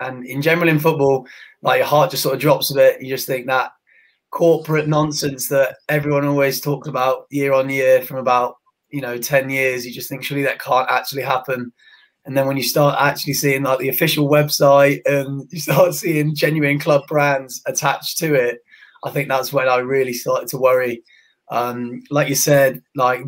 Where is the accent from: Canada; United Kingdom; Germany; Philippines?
United Kingdom; as a British football fan